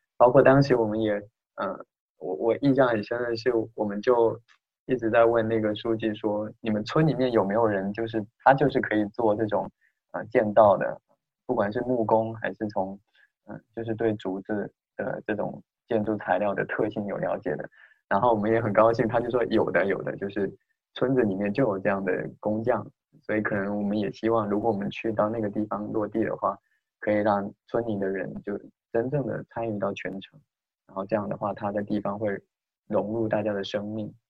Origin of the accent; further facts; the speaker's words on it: Fujian, China; 我们闽南人可能说老年嘛，就是热闹，就是其实是喜欢热闹